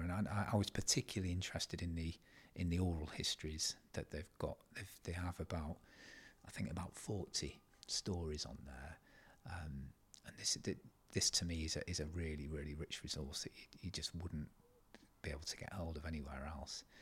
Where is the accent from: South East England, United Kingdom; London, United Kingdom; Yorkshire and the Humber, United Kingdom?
Yorkshire and the Humber, United Kingdom; East Riding of Yorkshire; I'm a historian from the East Riding of Yorkshire. I kind of grew up here.